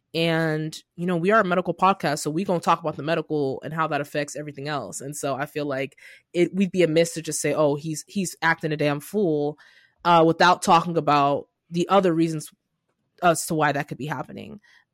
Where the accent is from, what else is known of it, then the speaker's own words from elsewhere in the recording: Nigeria; English is a second language; I'm like, I'm Nigerian. I should remember his name